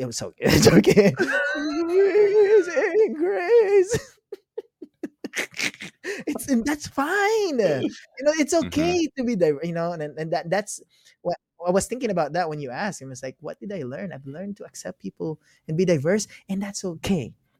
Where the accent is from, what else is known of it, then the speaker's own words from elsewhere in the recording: Philippines; moved away; also born or lived in Ukraine; Yeah, I'm Filipino.